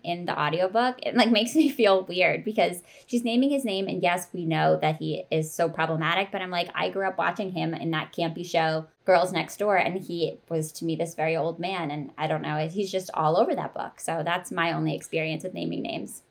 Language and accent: English; East Coast, United States; I grew up on the East Coast